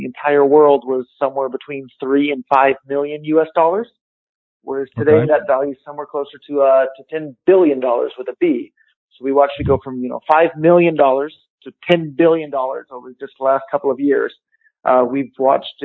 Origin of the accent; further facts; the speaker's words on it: Silicon Valley, California, United States; I grew up in Silicon Valley